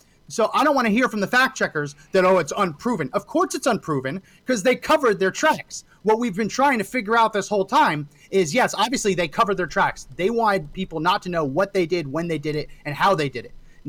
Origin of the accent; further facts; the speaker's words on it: New Jersey, United States; I grew up in New Jersey.